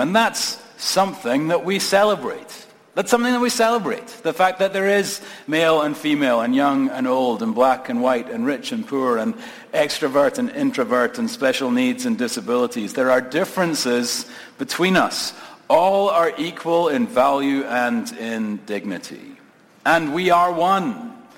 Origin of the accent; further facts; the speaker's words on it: Scotland, United Kingdom; moved away as an adult; now in United States; I'm a Scot, moved here uh, from Scotland. I have an immigrant story